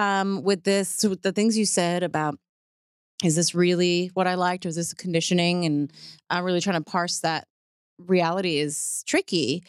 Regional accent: New York City, New York, United States; moved away as an adult; also born or lived in Puerto Rico (family); now in Texas, United States; I grew up in the Bronx, so I grew up with, like, in the eighties

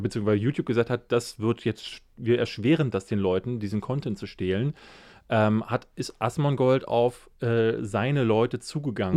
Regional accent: Berlin, Germany; Aber ich bin ja in Marzahn groß geworden

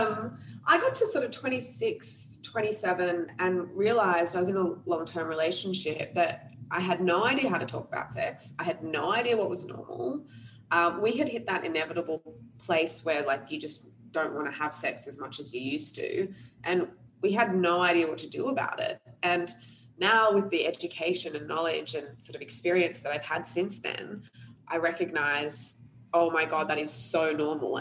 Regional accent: Australia; also born or lived in Sri Lanka; I'm half Sri Lankan, half Australian, born in Sri Lanka, raised in Australia

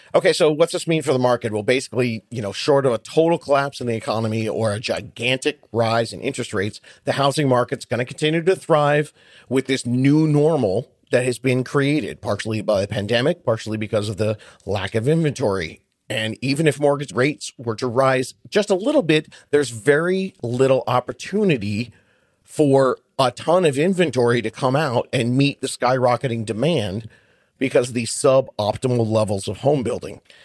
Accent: Buffalo, New York, United States; I am an Italian from Buffalo, New York

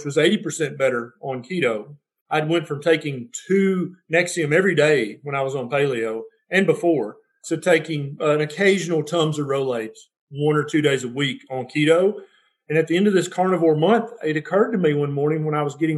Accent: Tennessee, United States; I'm from Tennessee

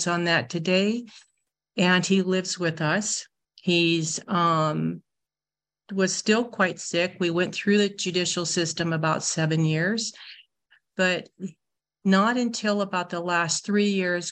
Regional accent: Iowa, United States; also born or lived in Orange County, California; now in California, United States; I live in Orange County, but I got a lot of my common sense by growing up in the state of Iowa.

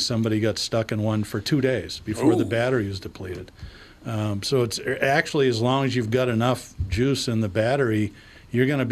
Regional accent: United States; I'm an American.

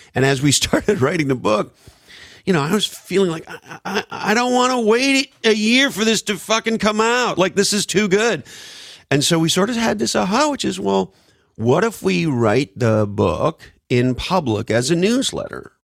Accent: Montreal, Quebec, Canada; moved away; I grew up in the East Coast, Montreal, Canada

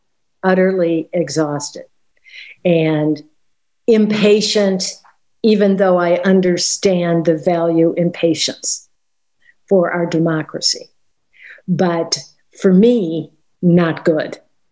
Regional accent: Wisconsin, United States; also born or lived in California; now in London, United Kingdom; I've been here in London for 3 years. I grew up in Wisconsin, but most recently lived in California

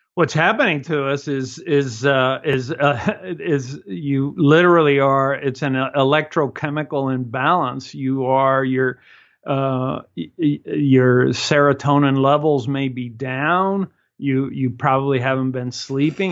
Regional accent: Cuba; moved away

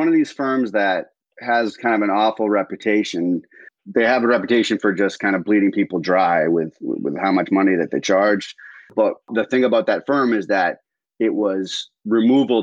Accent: South Shore, Massachusetts, United States; also born or lived in Mexico City, Mexico; I'm from the South Shore, Massachusetts, town of about 30,000

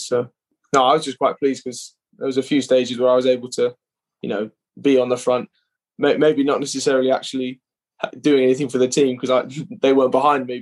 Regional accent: United Kingdom; being British

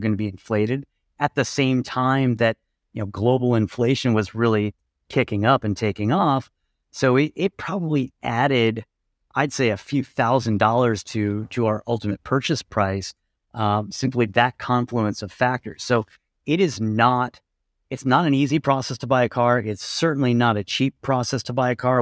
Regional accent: Colorado, United States; moved away as an adult; now in Lisbon, Portugal; we're from Colorado

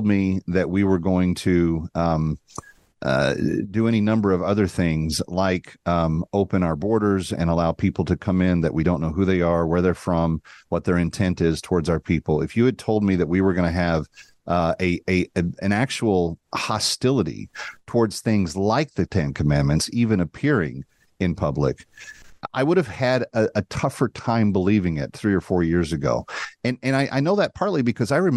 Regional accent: Dallas, Texas, United States; my hometown of Dallas-Fort Worth

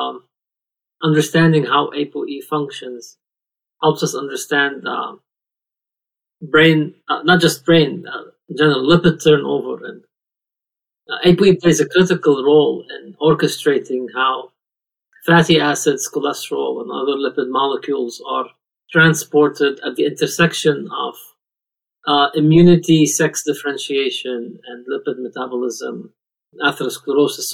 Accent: Lebanon; moved away as an adult; now in United States; I was born and raised in Lebanon, and I moved here approximately 20 years ago

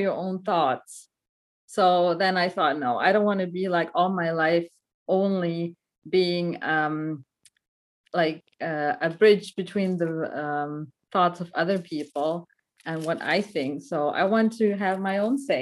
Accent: Black Forest, near Stuttgart, Baden-Württemberg, Germany; I grew up in Germany. I was born in Germany. My parents are from Sri Lanka, so they're both Tamils. They came as war refugees to Germany. And that's where I was born, in the Black Forest next to Stuttgart. That's also where I went to school.

